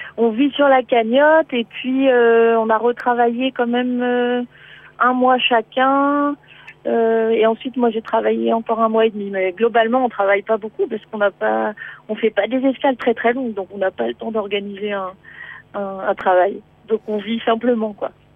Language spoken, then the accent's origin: French; Beaujolais, Auvergne-Rhône-Alpes, France; moved away as an adult; also born or lived in Martinique; moi je suis du Beaujolais